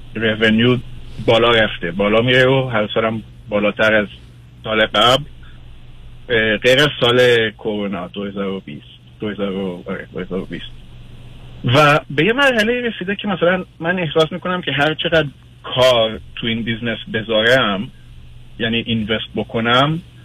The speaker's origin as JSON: {"language": "Persian", "country": "Israel", "tie": "born or raised there", "also_born_or_lived": "Iran", "moved": "as an adult", "lives_now": "United States", "said": "من ایران به دنیا آمدم ولی در اسرائیل بزرگ شدم و سن 22 سالگی اومدم آمریکا"}